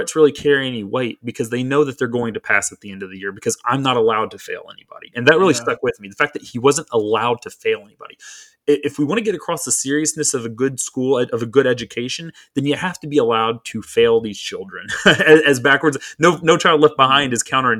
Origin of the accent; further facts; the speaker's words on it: Waco, Texas, United States; now in Florida, United States; growing up in Waco, Texas, when I was like in first grade